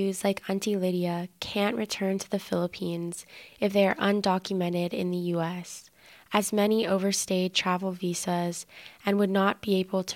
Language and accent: English; Vallejo, California, United States; my hometown, Vallejo